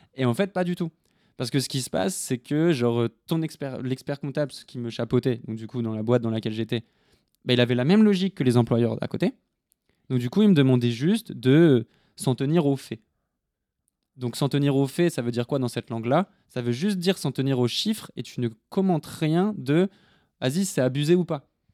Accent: north of France, France; je viens du nord de la France

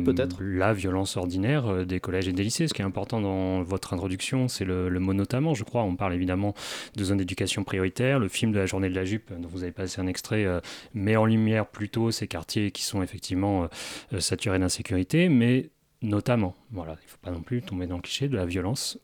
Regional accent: Normandy, France; moi je viens de Normandie, on a des secteurs dans la campagne qui sont euh, totalement déshérités de moyens

